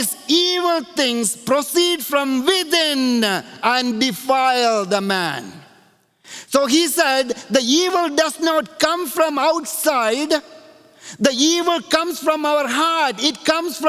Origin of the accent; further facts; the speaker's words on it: India; moved away; when I grew up in India, there was a tire factory that came to our little town